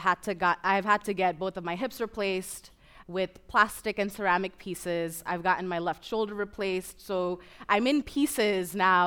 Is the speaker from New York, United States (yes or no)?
yes; New York City, New York, United States; I was born and raised in Kensington. And it's in southern Brooklyn